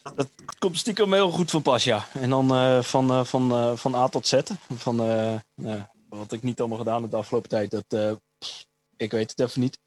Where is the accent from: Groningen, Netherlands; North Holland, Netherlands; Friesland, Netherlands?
Groningen, Netherlands; Stadskanaal; moved away; in Stadskanaal, waar ik vandaan kom